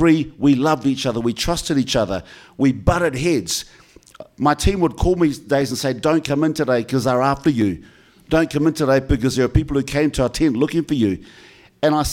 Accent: New Zealand; this is what I am as a New Zealander

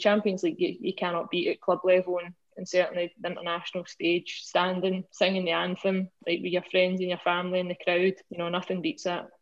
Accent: Scotland, United Kingdom; As a Scottish sports person

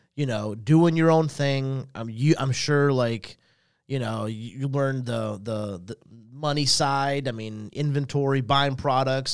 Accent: Salisbury, North Carolina, United States; also born or lived in Statesville, North Carolina; we left there in ninety-one to move to Salisbury where I kinda was, was raised

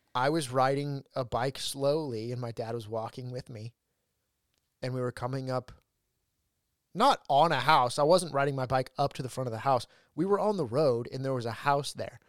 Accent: Ridgecrest, California, United States; moved away; when I lived in my hometown, Ridgecrest.

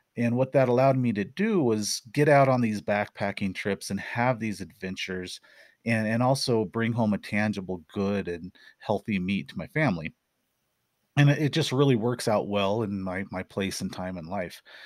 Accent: Missouri Ozarks, United States; moved away; also born or lived in Arizona; I grew up in the Missouri Ozarks

